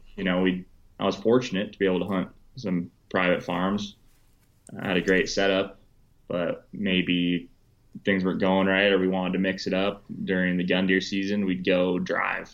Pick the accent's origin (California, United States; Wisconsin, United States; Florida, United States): Wisconsin, United States; growing up in Wisconsin. I went to college in Wisconsin.